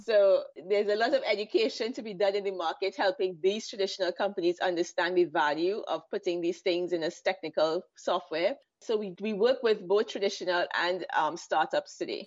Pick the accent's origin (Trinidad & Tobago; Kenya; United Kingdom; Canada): Trinidad & Tobago; moved away as an adult; now in Israel; I'm originally from Trinidad and Tobago